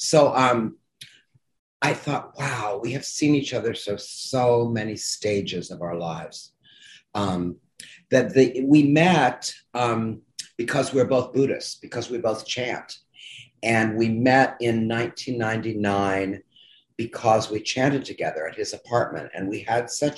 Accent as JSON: {"language": "English", "town": "Evansville", "region": "Indiana", "country": "United States", "tie": "born or raised there", "also_born_or_lived": "Princeton / New York", "moved": "yes", "said": "I grew up in Evansville, Indiana"}